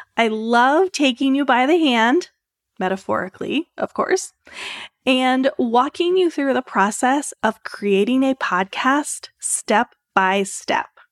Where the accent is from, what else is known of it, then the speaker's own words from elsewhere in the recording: Maryland, United States; moved away as an adult; now in Orlando, United States; We're originally from Maryland